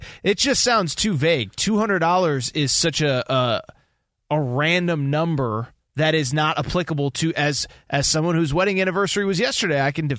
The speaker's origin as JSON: {"language": "English", "region": "East Coast", "country": "United States", "said": "you're from the East Coast. I'm from the East Coast."}